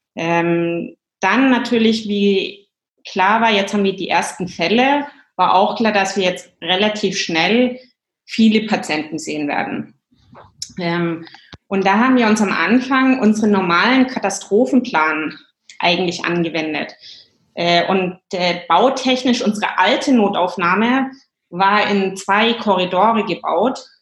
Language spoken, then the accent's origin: German; Germany; moved away as an adult; also born or lived in England / Ireland; now in Stockholm, Sweden; komme ursprünglich aus Deutschland